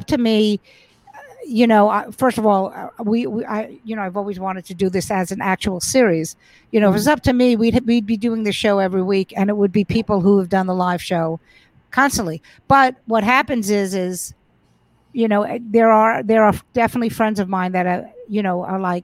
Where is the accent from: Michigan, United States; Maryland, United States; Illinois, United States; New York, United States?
New York, United States; New York City; I grew up in Brooklyn